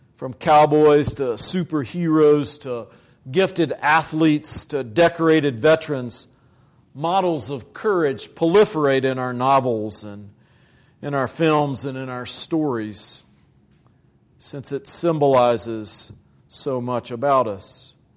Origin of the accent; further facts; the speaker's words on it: Virginia, United States; moved away; in the black church in Virginia. in my home state